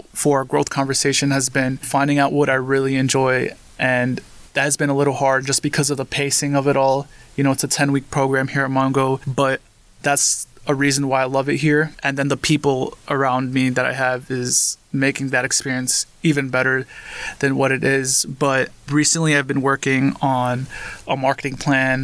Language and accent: English; New York City, New York, United States; I was born and raised in Queens, New York. So I'm a New York native